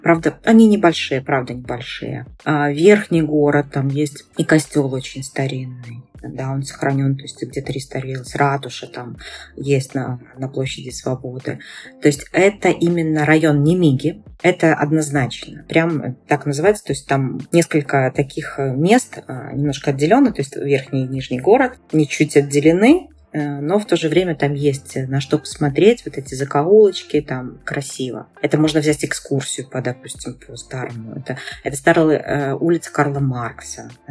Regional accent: Belarus; я белоруска, да, и выросла, и родилась, и как бы живу

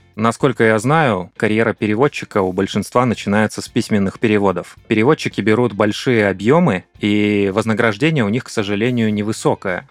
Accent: Kazakhstan; Он по-прежнему закреплен у нас э, на уровне официального языка в нашей стране. Многие говорят и на русском, и на казахском.

